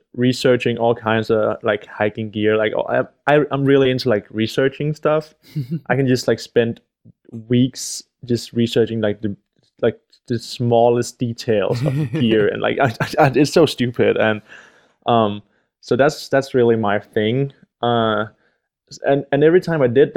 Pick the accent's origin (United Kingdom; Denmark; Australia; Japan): Denmark; I'm from Denmark